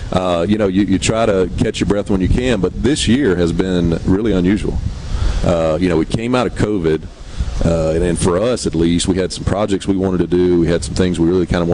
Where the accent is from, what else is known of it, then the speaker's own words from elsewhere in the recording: Hoka, Mississippi, United States; that's my hometown.